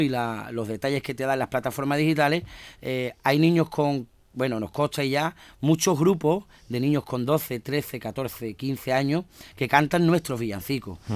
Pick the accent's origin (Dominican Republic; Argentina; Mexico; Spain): Spain; Andalusia